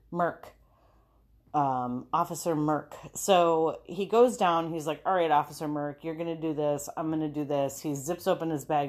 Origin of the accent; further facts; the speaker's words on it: Minneapolis, Minnesota, United States; we're from Minneapolis